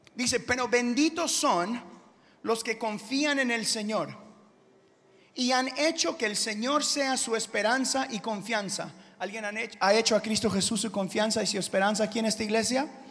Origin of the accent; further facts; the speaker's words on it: Houston, Texas, United States; also born or lived in Guatemala; yo crecí acá en Houston